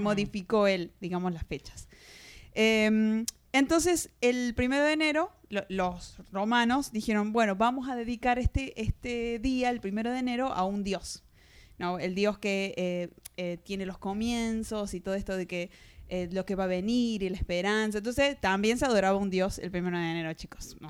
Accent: Argentina; moved away; de Argentina.

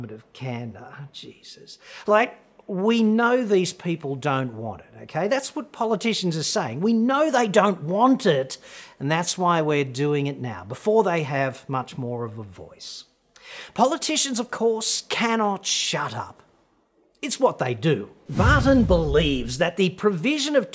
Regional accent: Australia; we proud sons and daughters of bread stealers

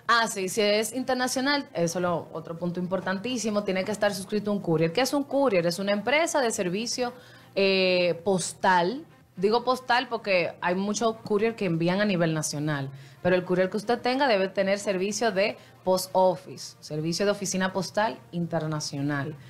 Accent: Dominican Republic; a nosotros como dominicanos

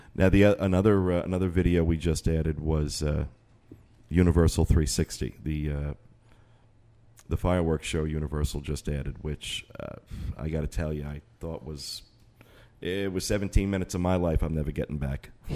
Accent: Northeast, United States; now in Orlando, United States; we're from the Northeast

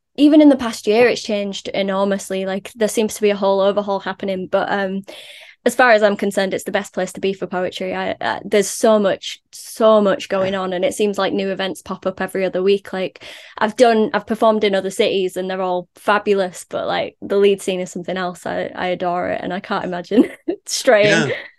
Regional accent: Leeds, Yorkshire and the Humber, United Kingdom; I'm Leeds born and bred. Uh, I was born in Beeston

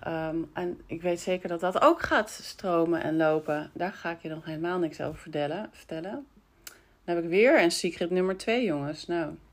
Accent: Breukelen, Utrecht, Netherlands; ik ook uit Breukelen kwam. En dat ik met mijn moeder altijd plantjes kocht vroeger bij jullie

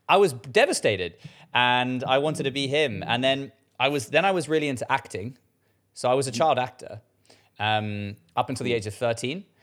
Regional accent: South Africa; now in London, United Kingdom; opportunities were given to me because I moved from South Africa to to, to London, one of the ma- mega capitals in the world, right?

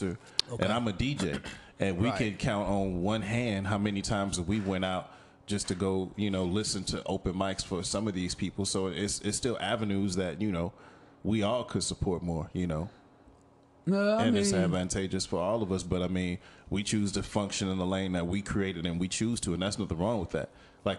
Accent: Louisiana, United States; you know, I came from Louisiana, and after living through the hurricanes, I was very I was very partial to natural disasters.

